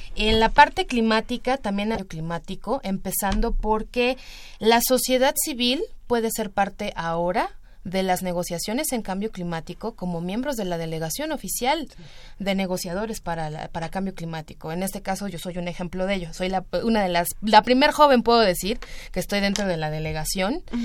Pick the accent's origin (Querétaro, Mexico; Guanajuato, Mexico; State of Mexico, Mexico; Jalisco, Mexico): State of Mexico, Mexico; el Estado de México, que tenemos muchísimos pueblos originarios